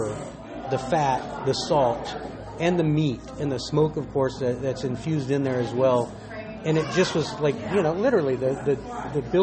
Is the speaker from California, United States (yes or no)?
no; Texas, United States; I grew up in Texas